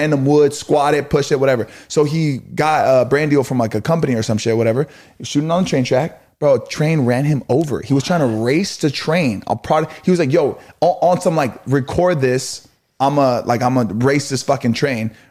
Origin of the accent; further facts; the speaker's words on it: Cerritos, California, United States; I grew up in Cerritos